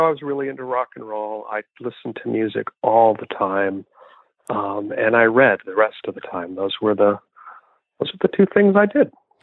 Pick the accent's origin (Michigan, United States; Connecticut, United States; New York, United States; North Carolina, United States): Michigan, United States; Rochester; moved away as an adult; also born or lived in Detroit, Michigan / Ferndale, Michigan / Royal Oak, Michigan / Vermont; now in Somerville, United States; we moved out to Rochester, and that's where I grew up